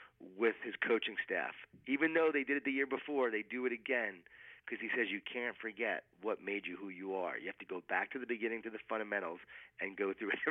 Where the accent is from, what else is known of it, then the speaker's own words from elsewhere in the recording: Long Island, New York, United States; I grew up in Long Island, New York